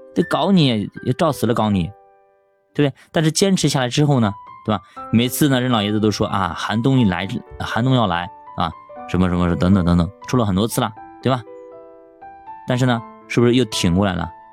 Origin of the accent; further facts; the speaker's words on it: China; 我们中国人